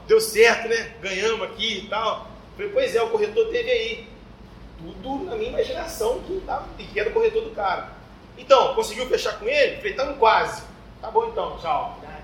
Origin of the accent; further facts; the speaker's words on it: Santos, São Paulo, Brazil; moved away; Santos é minha cidade natal.